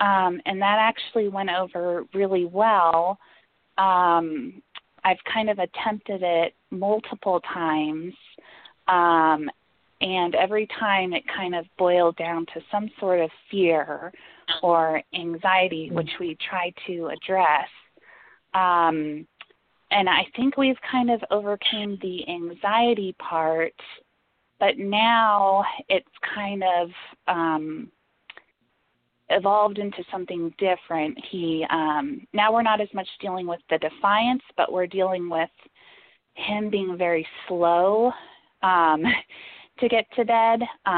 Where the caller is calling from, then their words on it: Atlanta, Georgia, United States; moved away; I am actually not calling from Atlanta. I'm calling from another state, but I just never changed my phone number when I moved from Atlanta.